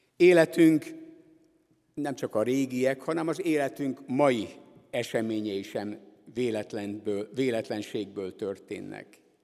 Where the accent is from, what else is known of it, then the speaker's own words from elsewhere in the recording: Budapest, Hungary; moved away; ezért a gyülekezetért, amelyben én is fölnőttem, és amelyik továbbra is az evangélium hirdetésének az egyik fontos helye itt Budapest szívében